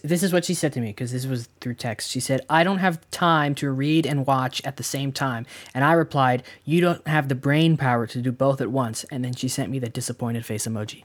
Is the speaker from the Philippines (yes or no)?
no; Canada; we're Canadian